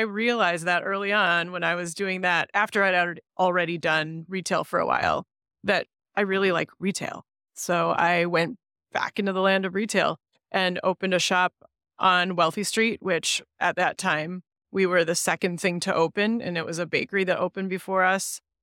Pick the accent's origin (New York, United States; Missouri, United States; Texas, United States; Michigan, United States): Michigan, United States; Grand Rapids; I was born elsewhere, but I c, consider myself a Grand Rapidian. I grew up right here